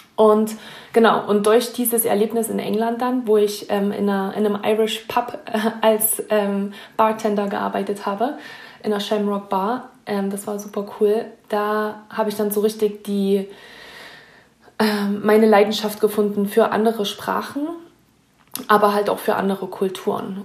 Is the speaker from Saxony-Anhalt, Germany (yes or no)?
yes; Naumburg, Saxony-Anhalt, Germany; moved away as an adult; now in Lake Tahoe, United States; ich komme auch aus einem kleinen Ort in Deutschland, Naumburg heißt der, ähm, in der Nähe von Leipzig, unten am Zipfel von Sachsen-Anhalt